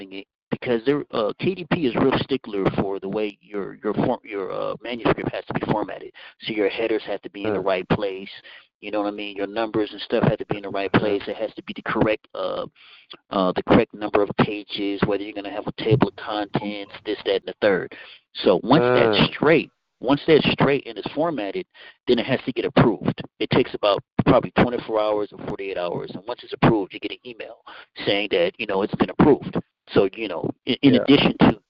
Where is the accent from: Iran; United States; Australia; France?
United States; Fairfield, California; also born or lived in Vallejo, California; I was born in Vallejo, raised in Fairfield.